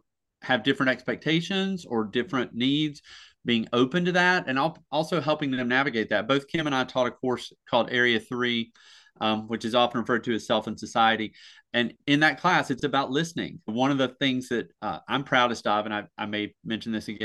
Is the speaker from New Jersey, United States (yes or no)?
no; Surry County, North Carolina, United States; I come from a very small county. I come from Surrey County.